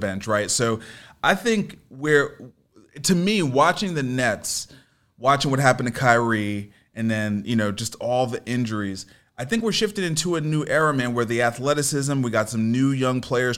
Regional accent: New York City, New York, United States; I grew up in New York

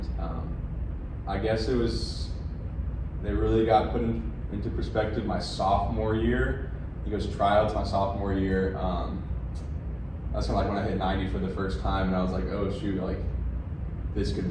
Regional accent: Colorado, United States; I'm from Colorado

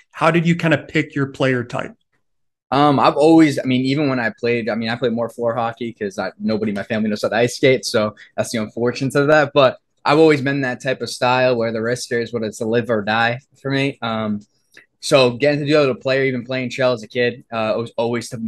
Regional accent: East Coast, United States; I mean, I grew up in the East Coast, so it's either you play it or you're surrounded by it.

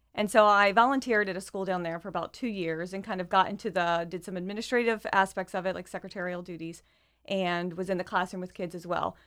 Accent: Sussex County, Delaware, United States; moved away as an adult; also born or lived in Ohio / Atmore, Alabama; now in Wilmington, United States; I grew up in Sussex County.

